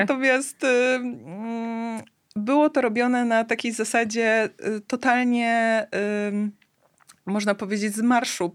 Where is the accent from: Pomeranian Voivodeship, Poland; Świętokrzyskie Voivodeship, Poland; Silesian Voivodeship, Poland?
Pomeranian Voivodeship, Poland; Tricity; u nas w Trójmieście